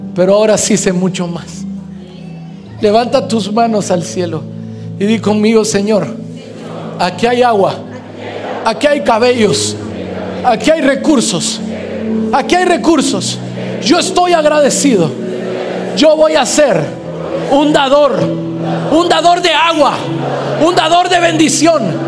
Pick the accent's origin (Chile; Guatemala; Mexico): Guatemala; Hoy pastoreo una iglesia creciente en Guatemala, en mi país